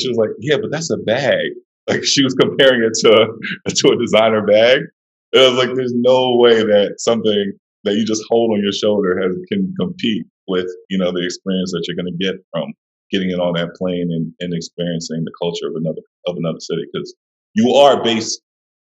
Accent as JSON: {"language": "English", "town": "New York City", "region": "New York", "country": "United States", "tie": "born or raised there", "said": "I'm originally from Brooklyn, New York"}